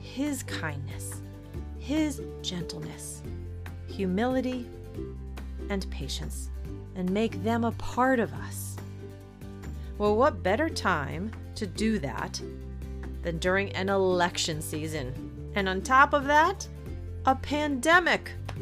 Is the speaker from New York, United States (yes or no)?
yes; New York City, New York, United States; I think that's the New Yorker in me. I was born in the Bronx after all.